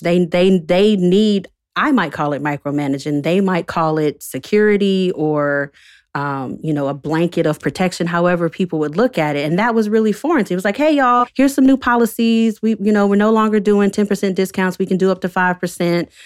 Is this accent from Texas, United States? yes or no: no; Winston-Salem, North Carolina, United States; also born or lived in Chapel Hill, North Carolina; I'm from North Carolina, born and raised, born in Chapel Hill. raised in Winston-Salem